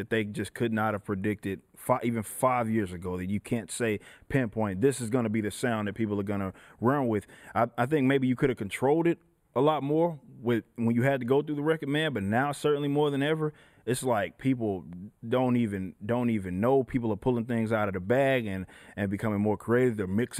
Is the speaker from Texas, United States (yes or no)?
yes; Dallas, Texas, United States; Yeah, so I grew up in Dallas, Texas.